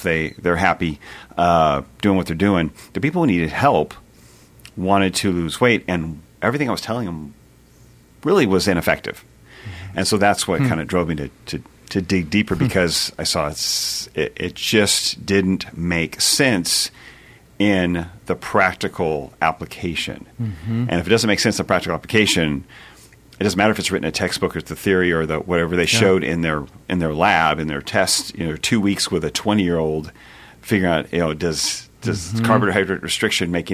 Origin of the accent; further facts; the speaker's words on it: California, United States; moved away as an adult; now in Nashville, United States; I grew up in California, but moved out here about Nashville 21 years ago